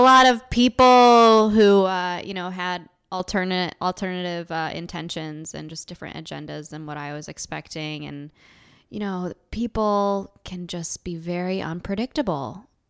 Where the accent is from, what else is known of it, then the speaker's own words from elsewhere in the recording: Buffalo, New York, United States; moved away as an adult; now in Venice, Los Angeles, United States; I am originally from upstate New York. I moved here from Buffalo, uh, almost a year and a half ago